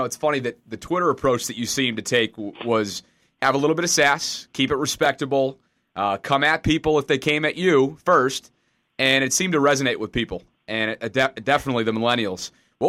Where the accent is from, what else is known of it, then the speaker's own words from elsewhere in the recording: Albany, New York, United States; I grew up in Albany, New York